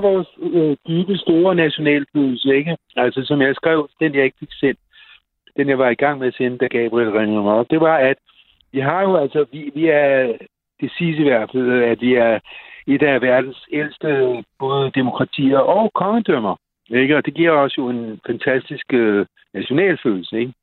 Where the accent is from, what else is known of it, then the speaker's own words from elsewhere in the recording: Copenhagen, Capital Region of Denmark, Denmark; os københavnere